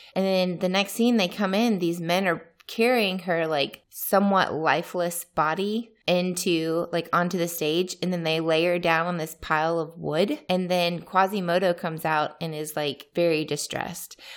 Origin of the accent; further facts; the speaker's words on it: United States; first language English; moved away as an adult; now in Turkey; I'm American